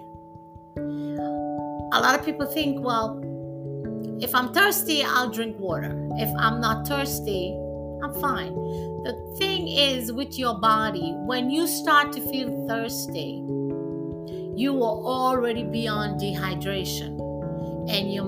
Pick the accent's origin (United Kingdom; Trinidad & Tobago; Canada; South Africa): Trinidad & Tobago; moved away; I'm from Trinidad, and we can be really, really hot down there